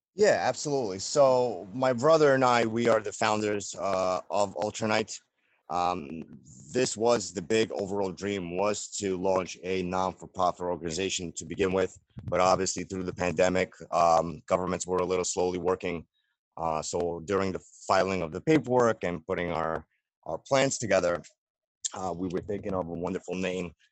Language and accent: English; New York City, New York, United States; we were raised in Brooklyn. So, we call ourselves Brooklynites